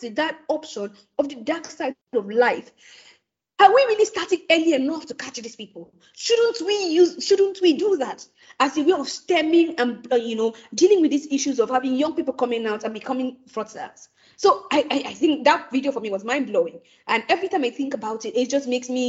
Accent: Nigeria; as an African, before I am a Nigerian

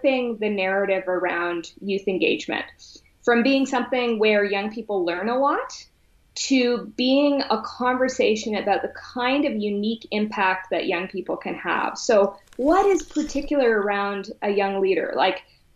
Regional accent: Whitehorse, Yukon, Canada; growing up in Whitehorse, Yukon

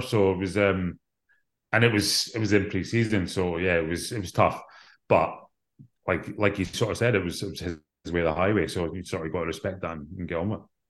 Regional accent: Scotland, United Kingdom; growing up in Scotland

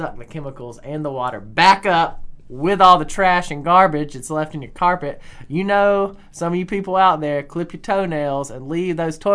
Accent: Alabama, United States; I'm from Alabama. We've talked about that, and I graduated from Alabama

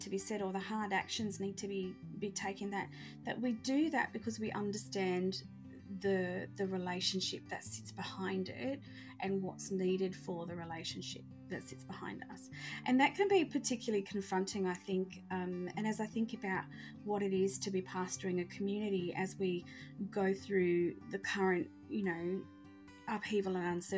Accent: Australia; I identify as a Christian, but I also identify as an Australian, you know, white woman.

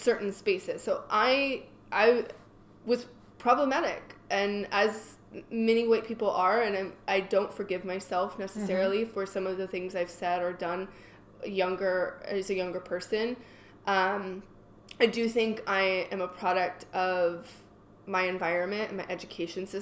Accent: California, United States; I grew up in California

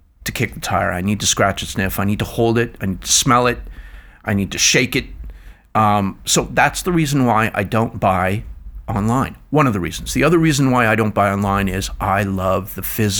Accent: Scotland, United Kingdom; now in Ontario, Canada; I'm a Scotsman.

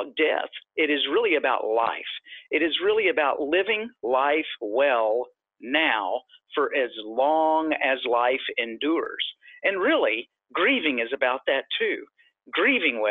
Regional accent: Texas, United States; I am originally from Texas

